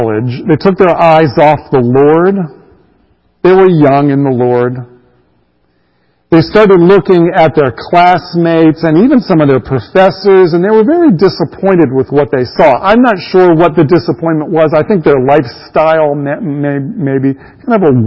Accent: Greensburg, Pennsylvania, United States; also born or lived in Rhode Island; I was raised there in Western Pennsylvania. I don't remember anything about Rhode Island. I was too young, by the time we moved away. I grew up there in Western Pennsylvania.

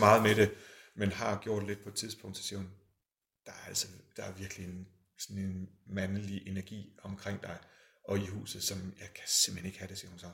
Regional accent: Aalborg, North Denmark Region, Denmark; moved away; så arbejder jeg i Aalborg, det er der, hvor jeg kommer fra

